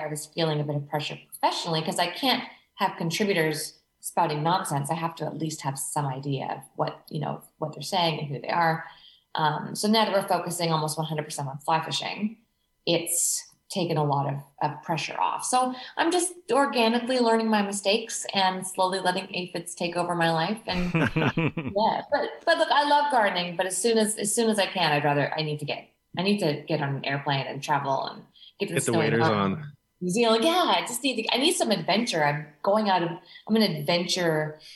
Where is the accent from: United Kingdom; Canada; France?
Canada; moved away as an adult; now in Australia; I'm Canadian, but my husband's an Aussie.